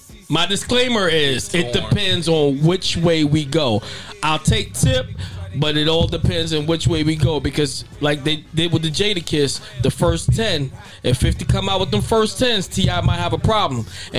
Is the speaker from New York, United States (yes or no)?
yes; New York, United States; So for me, I'm from New York.